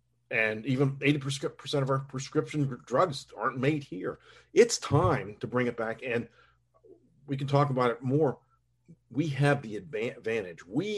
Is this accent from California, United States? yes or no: no; Pittsburgh, Pennsylvania, United States; now in Charleston, West Virginia, United States; I grew up in Pittsburgh